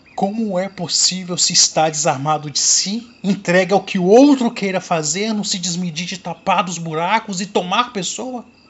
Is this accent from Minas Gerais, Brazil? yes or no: yes; Cordisburgo, Minas Gerais, Brazil; Sou aqui de Cordesburgo, Minas Gerais, terra natal do nosso grande escritor Guimarães Rosa